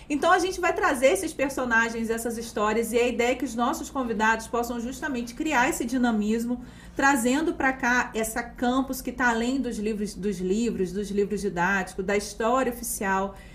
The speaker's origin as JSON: {"language": "Portuguese", "town": "Campos dos Goytacazes", "region": "Rio de Janeiro", "country": "Brazil", "said": "Eu sou de Campos, né?"}